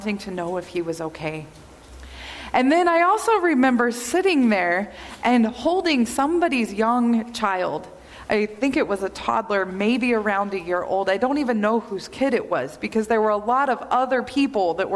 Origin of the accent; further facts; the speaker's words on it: Kansas, United States; I'm from Kansas. And in the summer in Kansas, we're right in the middle of Tornado Alley.